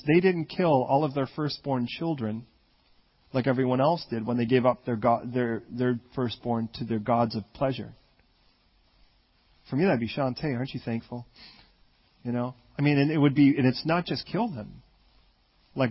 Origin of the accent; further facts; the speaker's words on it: Chicago, Illinois, United States; moved away; also born or lived in California; I grew up initially in Chicago before I moved to California.